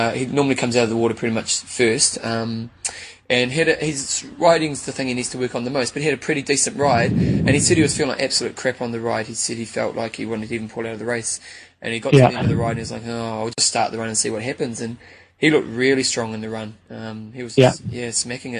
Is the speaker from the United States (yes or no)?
no; New Zealand; I'm from New Zealand